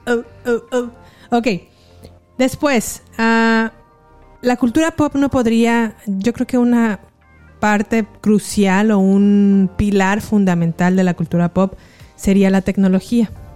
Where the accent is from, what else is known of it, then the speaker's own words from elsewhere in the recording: San Miguel de Allende, Guanajuato, Mexico; moved away as an adult; also born or lived in León, Guanajuato / United States; Nací, crecí en San Miguel de Allende